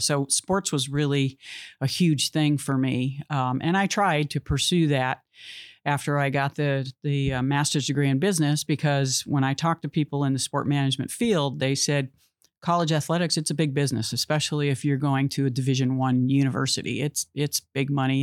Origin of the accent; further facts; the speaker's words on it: Massachusetts, United States; moved away as an adult; now in California, United States; I loved growing up in Massachusetts. I'm glad I, I spent my childhood there